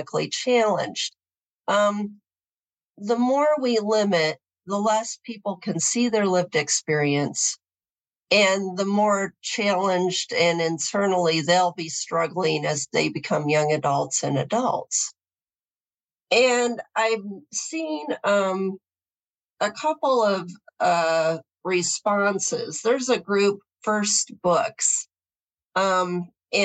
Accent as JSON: {"language": "English", "region": "Southwest Michigan", "country": "United States", "tie": "born or raised there", "said": "I grew up in Southwest Michigan. It's the Bible Belt of the Midwest, in a mid-sized suburb"}